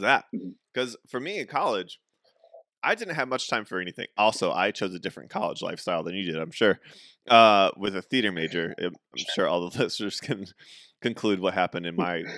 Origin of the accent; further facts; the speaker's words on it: St. Louis, Missouri, United States; I just go St. Louis